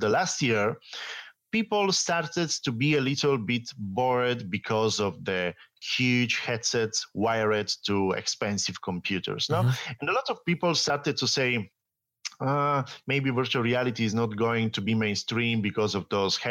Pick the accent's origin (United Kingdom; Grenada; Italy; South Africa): Italy; English is a second language; also born or lived in France / Austria; I'm Italian